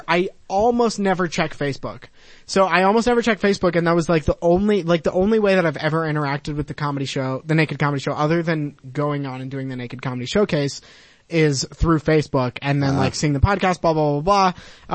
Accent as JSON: {"language": "English", "town": "Rochester Hills", "region": "Michigan", "country": "United States", "moved": "yes", "lives_now": "Boston, United States", "said": "I'm from Michigan. All right. Yep. Rochester Hills, Michigan."}